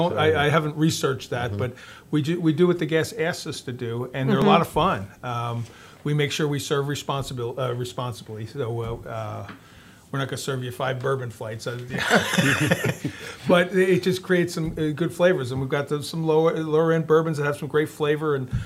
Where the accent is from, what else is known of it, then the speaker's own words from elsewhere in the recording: Philadelphia, Pennsylvania, United States; moved away; I'm from Philadelphia, and cheesesteak's kind of important.